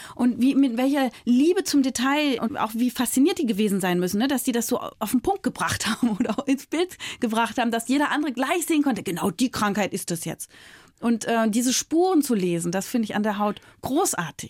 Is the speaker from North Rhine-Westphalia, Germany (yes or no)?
no; Berlin, Germany; also born or lived in Frankfurt; Ich komme ja aus Berlin